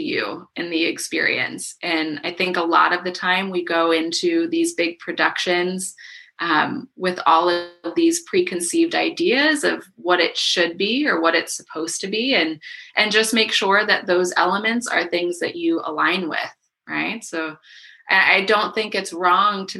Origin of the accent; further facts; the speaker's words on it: Miami, Florida, United States; now in Asheville, United States; I grew up in Miami